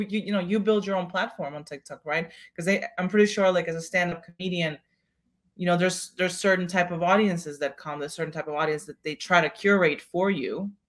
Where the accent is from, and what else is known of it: Kazakhstan; first language Russian; English is a second language; now in United States